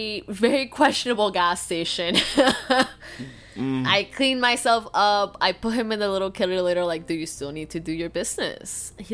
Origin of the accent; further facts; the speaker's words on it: Florida, United States; From the moment, because I come from Florida, right? Florida's an angry place.